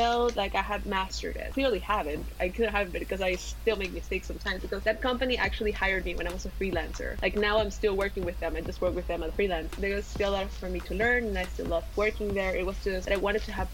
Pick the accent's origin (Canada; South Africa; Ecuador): Ecuador; moved away; also born or lived in Mexico / Germany; I was born in Latin America. I was born in Ecuador.